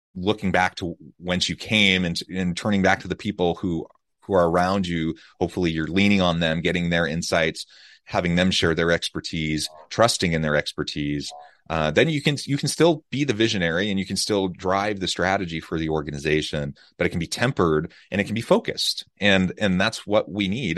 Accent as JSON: {"language": "English", "country": "United States", "tie": "born or raised there", "moved": "yes", "lives_now": "Utah, United States", "said": "Kansas City, Missouri, close to my hometown"}